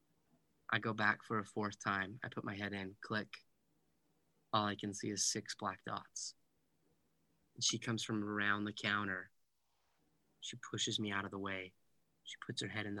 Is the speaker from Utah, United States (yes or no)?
yes; Heber City, Utah, United States; I am from Heber City, Utah. A small little town, more cows than people at one point